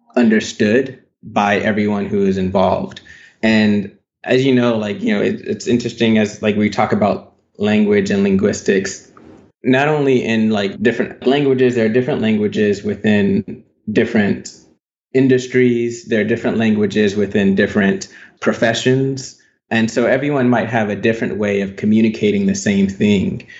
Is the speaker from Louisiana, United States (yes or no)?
yes; Baton Rouge, Louisiana, United States; I was born in Baton Rouge, Louisiana. So, I grew up in Louisiana. And yeah, I spent most of my time, my childhood in Louisiana